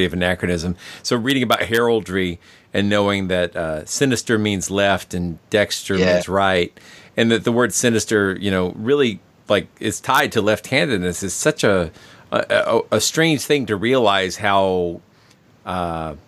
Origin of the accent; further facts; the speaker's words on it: United States; I'm concerned as an American